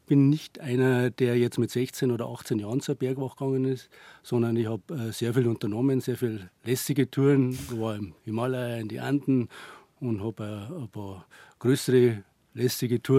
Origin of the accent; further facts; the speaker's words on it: Bad Reichenhall, Bavaria, Germany; Ja, ich bin in Bad Reichenhall aufgewachsen, in die Berge.